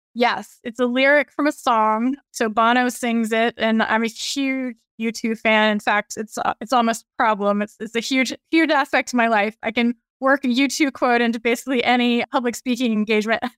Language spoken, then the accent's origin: English; Virginia, United States; I grew up in Virginia, went to U V A for undergrad and law school